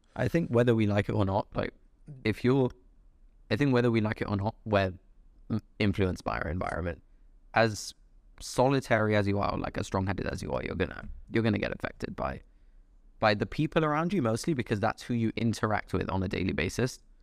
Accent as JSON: {"language": "English", "region": "London", "country": "United Kingdom", "tie": "born or raised there", "also_born_or_lived": "Dubai", "said": "I grew up in London, lived in Dubai for a few years, came back for university."}